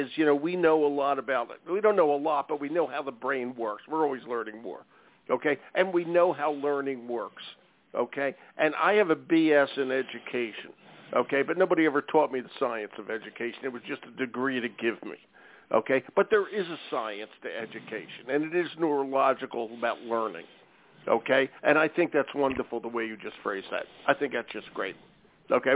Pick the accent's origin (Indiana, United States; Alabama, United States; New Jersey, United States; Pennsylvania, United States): Pennsylvania, United States; Philadelphia; I'm from Philadelphia